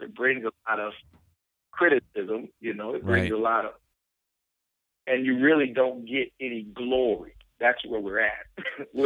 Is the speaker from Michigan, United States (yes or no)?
yes; Flint, Michigan, United States; I come from Flint